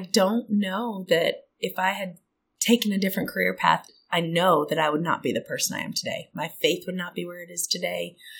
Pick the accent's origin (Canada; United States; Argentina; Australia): United States; South Dakota and Minnesota, Midwest; moved away; also born or lived in Auburn, Alabama / Atlanta, Georgia; I'm originally from the Midwest. I grew up in South Dakota and Minnesota, but I've been in the South since 2002.